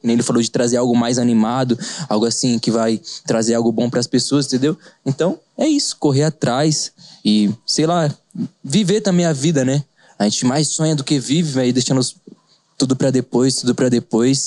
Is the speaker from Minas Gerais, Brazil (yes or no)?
no; Avaré, São Paulo, Brazil; Sou de Avaré, continuei mesmo